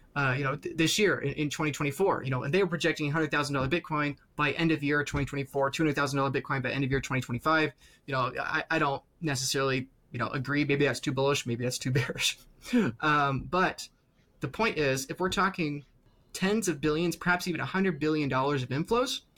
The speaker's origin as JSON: {"language": "English", "country": "United States", "said": "I'm in the United States here, I'm an American"}